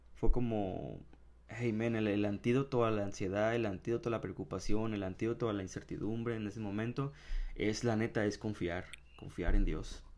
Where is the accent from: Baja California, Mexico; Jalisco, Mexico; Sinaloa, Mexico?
Baja California, Mexico; Ensenada; yo volví a mi casa. Eh, en, en, Ensenada